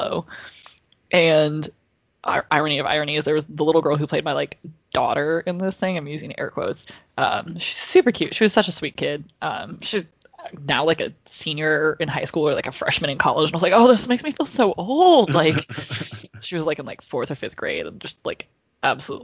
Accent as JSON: {"language": "English", "region": "Iowa", "country": "United States", "tie": "born or raised there", "said": "my hometown did it, so this is in Iowa"}